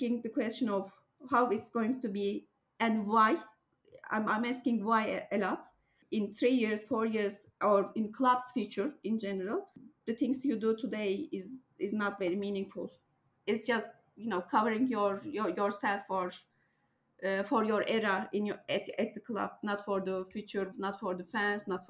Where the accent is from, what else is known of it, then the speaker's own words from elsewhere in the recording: Turkey; I'm from Turkey